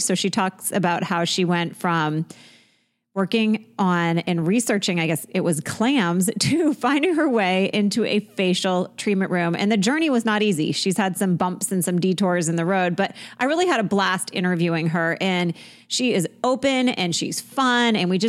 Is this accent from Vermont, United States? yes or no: yes; Vermont, United States; moved away; I'm from Vermont